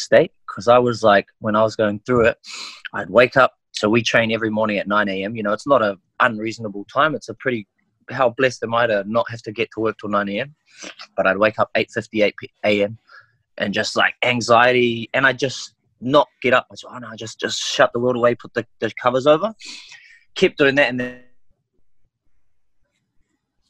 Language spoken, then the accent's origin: English; New Zealand; first language Maori; English is a second language; also born or lived in Auckland; I'm just a Kiwi boy on Aotearoa.